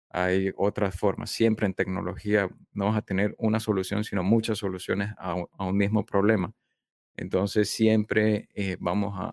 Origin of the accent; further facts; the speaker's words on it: Panama; also born or lived in southern China; now in China; yo nací en Panamá, así que yo me considero